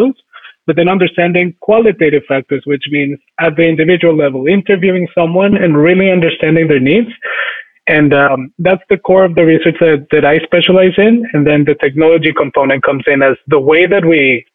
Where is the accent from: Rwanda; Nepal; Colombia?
Colombia; Bogotá; moved away as an adult; also born or lived in Michigan; I was actually born and raised in Colombia and lived there for almost the first 20 years of my life.